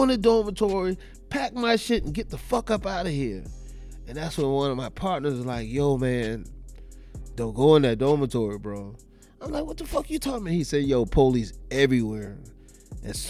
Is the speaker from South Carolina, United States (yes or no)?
yes; Charleston, South Carolina, United States; I'm from Charleston